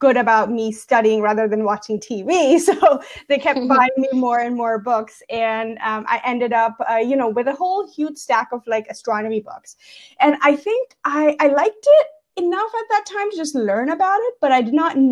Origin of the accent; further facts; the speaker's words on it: Gujarat, India; moved away; I was born and brought up in India